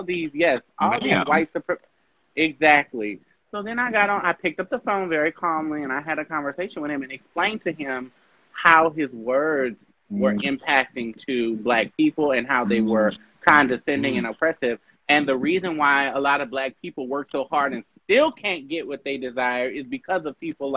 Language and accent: English; New Orleans, Louisiana, United States; I'm from New Orleans